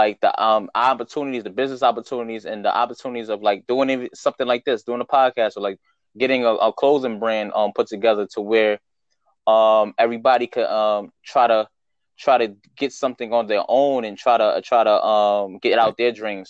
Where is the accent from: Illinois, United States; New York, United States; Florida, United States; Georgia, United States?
New York, United States; New York City; I'm from the Bronx